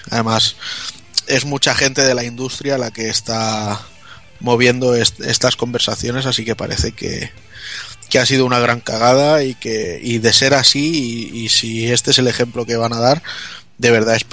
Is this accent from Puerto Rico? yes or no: no; Spain; Esta de, soy española, ¿qué quieres que te gane?